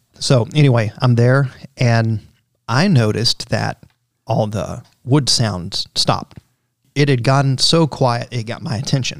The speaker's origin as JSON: {"language": "English", "region": "Central Florida", "country": "United States", "tie": "born or raised there", "said": "I grew up in Central Florida"}